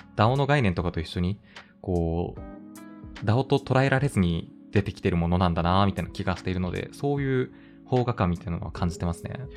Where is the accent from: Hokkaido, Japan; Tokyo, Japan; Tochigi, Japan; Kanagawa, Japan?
Hokkaido, Japan; Kitahiroshima; moved away; 北広島というところが出身